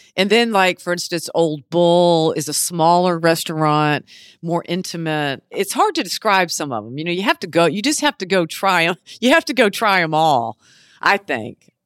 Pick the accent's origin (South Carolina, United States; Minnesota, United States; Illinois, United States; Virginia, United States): South Carolina, United States; Beaufort; also born or lived in Charleston / New York City; I was born and raised here in Beaufort